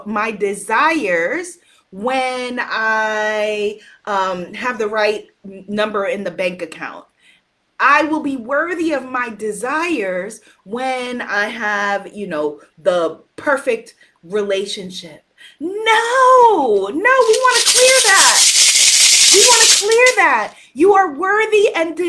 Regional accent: United States; I'm an American

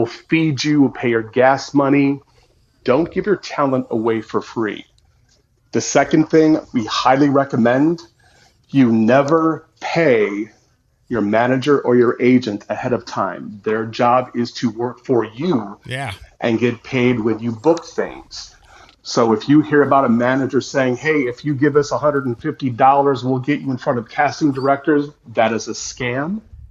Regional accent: Fremont, Ohio, United States; also born or lived in Toledo, Ohio / Los Angeles, California; I was born in Fremont, Ohio. I went to Fremont Ross

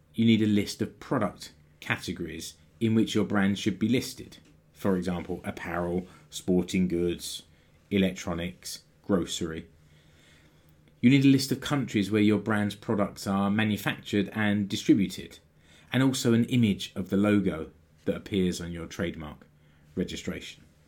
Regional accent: United Kingdom; now in Finland; I'm British

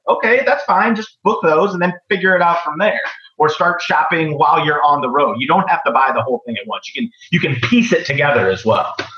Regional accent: Midwest, United States; I'm from the Midwest.

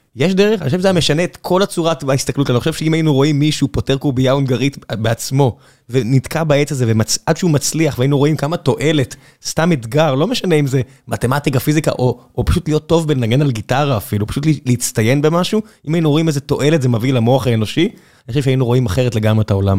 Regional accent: Beersheba, Southern District, Israel; now in Tel Aviv, Israel; ואיפה שאני גדלתי בבאר שבע

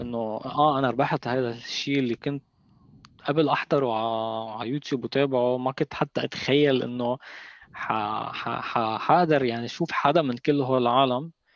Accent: Lebanon; هون عنا بلبنان هون عندنا بلبنان

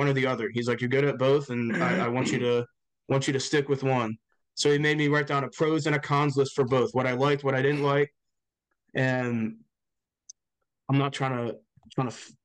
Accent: Quakertown, Pennsylvania, United States; I grew up outside of Philadelphia in a town called Quakertown, maybe like an hour and 45 minutes from Center City

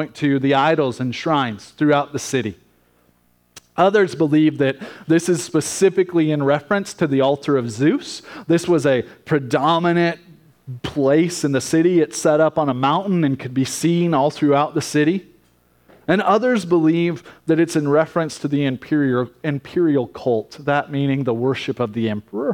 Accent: United States; as American Christians

